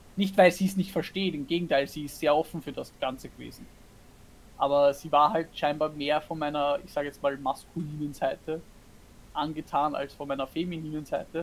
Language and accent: German; Austria; now in Germany; ich als Österreicherin bin offiziell ja eine Ausländerin in Deutschland